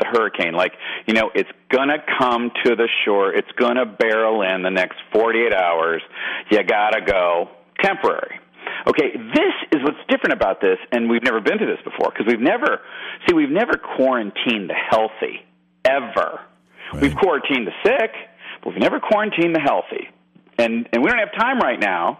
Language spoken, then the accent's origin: English; Michigan, United States; now in Georgia, United States; I'm from Michigan, I live in Georgia now